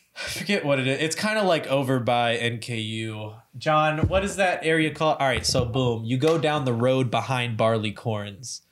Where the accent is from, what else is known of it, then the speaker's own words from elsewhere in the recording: Louisville, Kentucky, United States; growing up in Louisville